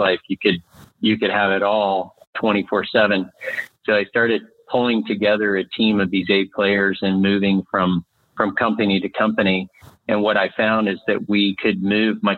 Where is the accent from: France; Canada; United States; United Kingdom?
United States; Montana; moved away as an adult; also born or lived in Austin, Texas; I grew up here in Montana. I'm coming to you from Whitefish, Montana, yeah, fifth generation Montanan